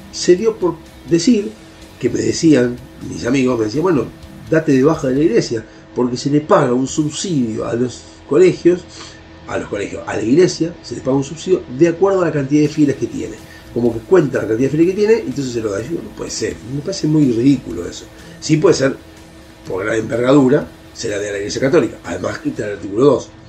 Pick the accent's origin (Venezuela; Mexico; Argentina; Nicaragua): Argentina; como ciudadanos argentinos